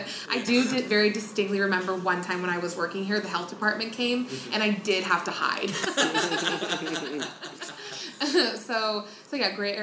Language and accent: English; Las Vegas, Nevada, United States; born and raised in Las Vegas.